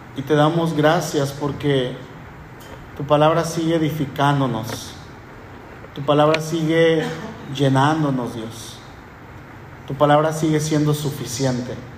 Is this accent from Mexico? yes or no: yes; northern Mexico, Mexico; accent: norteño; also born or lived in Puerto Vallarta; yo voy a la Ciudad de México con mi familia y mi familia me dice, oye, hablas como norteño, hablas como ranchero